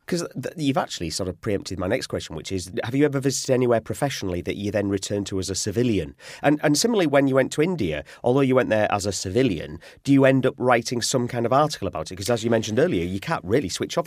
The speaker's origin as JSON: {"language": "English", "region": "Yorkshire and the Humber", "country": "United Kingdom", "said": "I'm from Yorkshire, which is the, the north of England"}